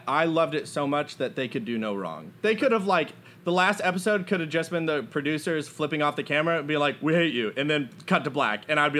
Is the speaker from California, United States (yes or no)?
no; San Antonio, Texas, United States; I'm from San Antonio.